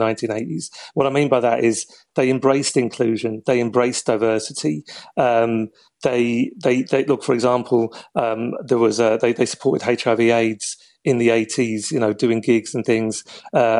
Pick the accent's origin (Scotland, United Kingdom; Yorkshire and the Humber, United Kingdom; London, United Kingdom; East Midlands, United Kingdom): London, United Kingdom; moved away; I was 12 years old. I was born to parents from Wexford, and I was living in Southeast London.